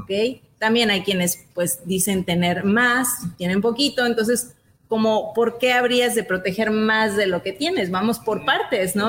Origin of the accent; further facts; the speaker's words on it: Mexico; como mexicanos